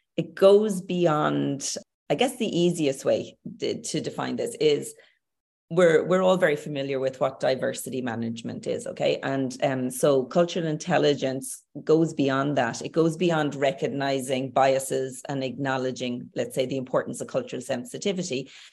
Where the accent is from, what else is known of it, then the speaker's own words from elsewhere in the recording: Tipperary, Munster, Ireland; moved away as an adult; also born or lived in Dublin; now in Galway, Ireland; I'm Irish. I'm Irish. So growing up in Ireland, I grew up with certain norms, values, beliefs.